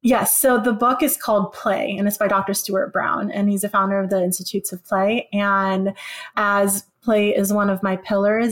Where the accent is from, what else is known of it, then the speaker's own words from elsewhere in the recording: Philippines; moved away; the place that I was born.